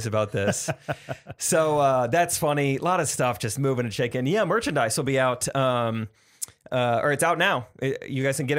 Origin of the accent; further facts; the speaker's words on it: Missouri, United States; I'm from Missouri.